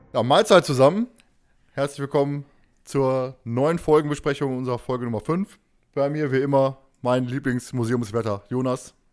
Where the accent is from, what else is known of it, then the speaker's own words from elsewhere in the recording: Germany; wir als Deutsche